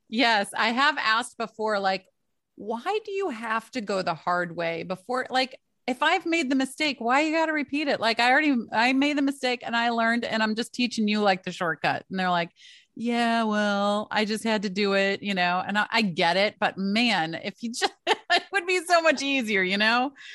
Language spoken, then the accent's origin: English; Michigan, United States; now in East Coast, United States; I am from Michigan, so, uh, my entire family's in Michigan. I live over on the East Coast now